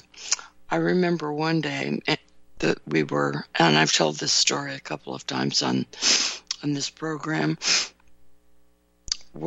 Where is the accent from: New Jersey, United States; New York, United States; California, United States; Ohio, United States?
California, United States; now in Chicago suburbs, United States; grew up in California